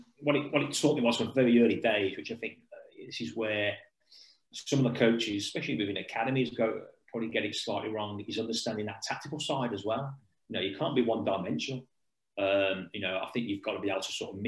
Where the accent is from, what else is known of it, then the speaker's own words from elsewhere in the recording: England, United Kingdom; this is what we've been taught in England ever since I was a kid